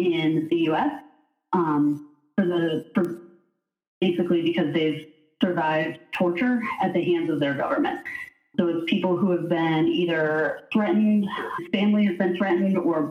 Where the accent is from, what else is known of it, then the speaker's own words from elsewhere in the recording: Erie, Pennsylvania, United States; moved away as an adult; also born or lived in Cleveland, Ohio / Chicago, Illinois; now in Solon, United States; I grew up in Erie, Pennsylvania, and moved to the Cleveland area to go to John Carroll